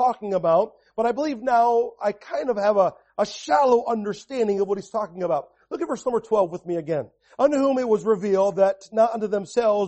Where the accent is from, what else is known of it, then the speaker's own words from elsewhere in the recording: New Jersey, United States; I was born in Jersey